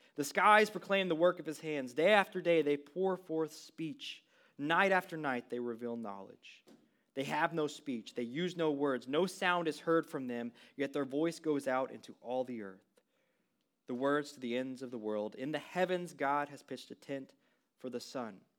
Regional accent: West Texas, United States; moved away; I grew up in a really small West Texas town, fifteen hundred people

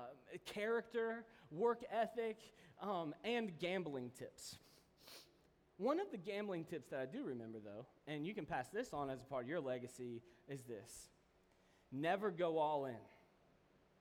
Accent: Kentucky, United States; I'm from Kentucky

